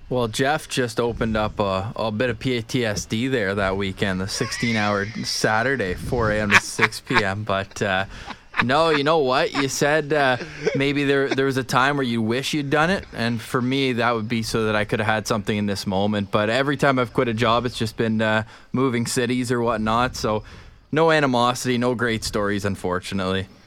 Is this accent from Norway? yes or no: no; Ottawa, Ontario, Canada; also born or lived in Halifax / Toronto; now in Winnipeg, Canada; born and raised in Ottawa, then moved to Halifax, Toronto